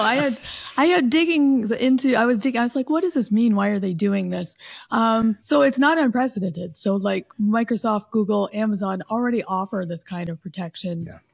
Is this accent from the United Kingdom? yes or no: no; Canada; I'm Canadian